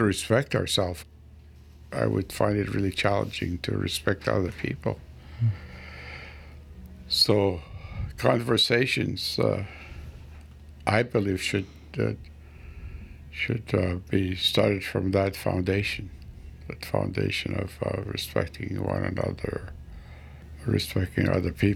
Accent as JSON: {"language": "English", "area": "west coast of Vancouver Island", "region": "British Columbia", "country": "Canada", "moved": "yes", "said": "on the west coast of Vancouver Island. Spent most of my life away after res for work, and I left home, I think I left up in 1966 and lived away since"}